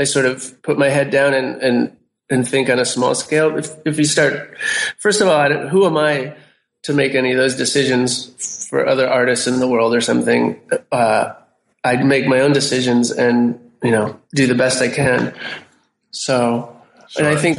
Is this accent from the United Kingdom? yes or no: no; United States; You know, I'm an American and I'm a visual artist, and that's the way I do projects.